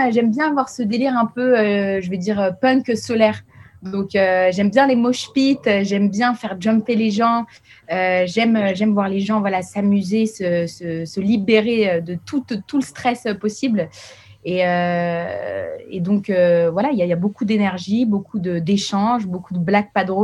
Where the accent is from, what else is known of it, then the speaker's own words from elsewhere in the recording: Paris, Île-de-France, France; also born or lived in Geneva, Switzerland; Ah bah oui, moi je, je suis parisienne genevoise